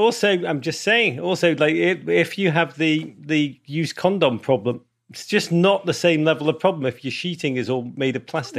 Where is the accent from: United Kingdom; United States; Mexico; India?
United Kingdom; Liverpool, North West England; I grew up in Liverpool